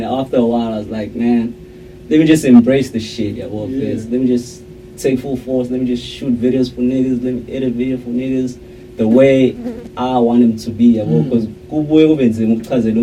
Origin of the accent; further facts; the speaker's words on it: Montclair, New Jersey, United States; I'm from Montclair